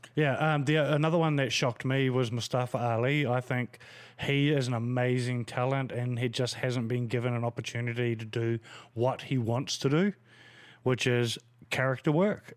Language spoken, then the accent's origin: English; New Zealand; as a New Zealander